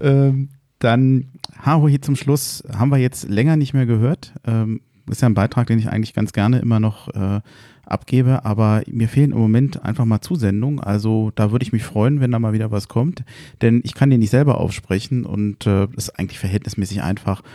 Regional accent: Frankfurt, Hesse, Germany; als Frankfurter

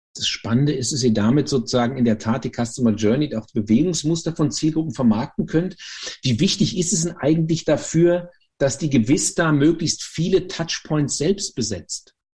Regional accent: Germany; als Deutscher

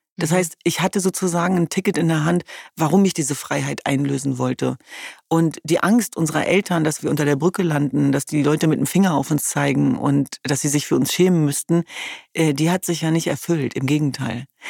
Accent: Hanover, Lower Saxony, Germany; Ich komme ja aus Hannover-Linden.

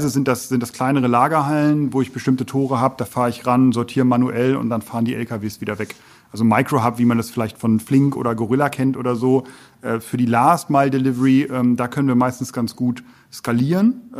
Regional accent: North Rhine-Westphalia, Germany; für mich als Westfale, äh, ja

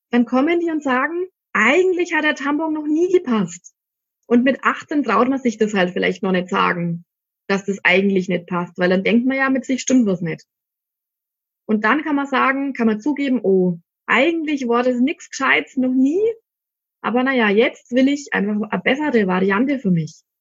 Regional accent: Ansbach, Bavaria, Germany; Also ich komme aus Ansbach, das ist in Mittelfranken. Vielleicht habt ihr es eh schon gehört.

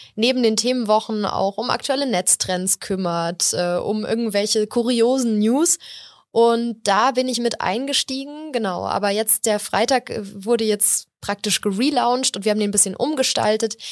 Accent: Munich, Bavaria, Germany; ich bin hier geboren und aufgewachsen

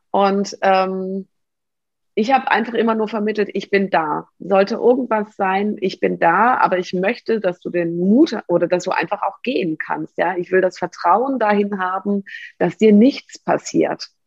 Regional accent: near Hanover, Lower Saxony, Germany; now in Baden-Württemberg, Germany; ich komme ursprünglich aus der Nähe von Hannover. Das war ein Dorf mit 1000 Einwohnern.

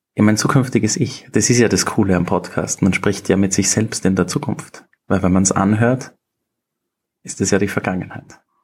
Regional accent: Upper Austria, Austria; moved away as an adult; also born or lived in London; now in Vienna, Austria; ich bin aus Oberösterreich, wohne jetzt mittlerweile seit acht Jahren in Wien, war in Oberösterreich in der Schule

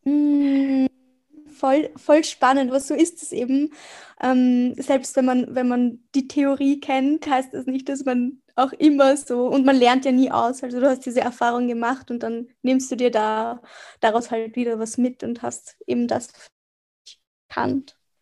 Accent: Vienna, Austria; Ich bin aus Wien, also ich bin in Wien geboren und aufgewachsen

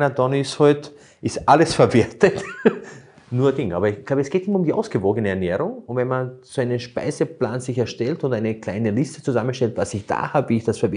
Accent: Burgenland, Austria; Bei uns im Burgenland heißt es

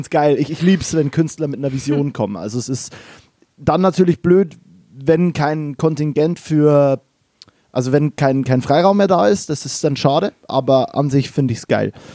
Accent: Kelheim, Bavaria, Germany; moved away as an adult; also born or lived in Mannheim / Berlin; now in Cologne, Germany; ich komme aus äh, Kehlheim, das ist bei Regensburg

